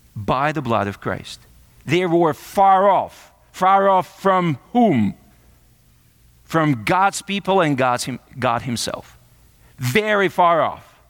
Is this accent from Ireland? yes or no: no; Kazakhstan; now in United States; I'm from Kazakhstan